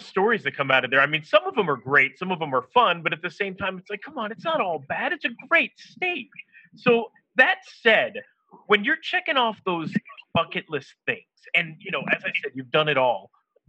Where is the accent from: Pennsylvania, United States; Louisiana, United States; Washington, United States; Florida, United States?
Florida, United States